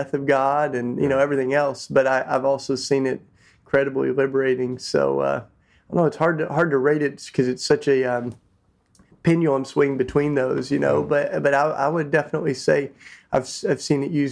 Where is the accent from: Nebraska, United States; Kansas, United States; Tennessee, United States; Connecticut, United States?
Tennessee, United States; I grew up in Tennessee, which is down south